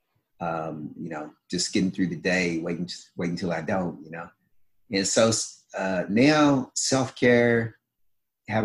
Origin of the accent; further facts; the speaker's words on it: Kentucky, United States; growing up in Kentucky, you know, born in the 60s